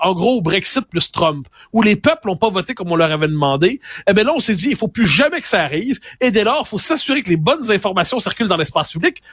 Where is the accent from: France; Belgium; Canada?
Canada; Quebec; on est des Québécois passés date